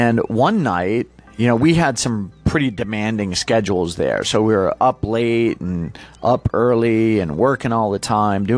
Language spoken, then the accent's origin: English; Massachusetts, United States; moved away; originally, I'm from Massachusetts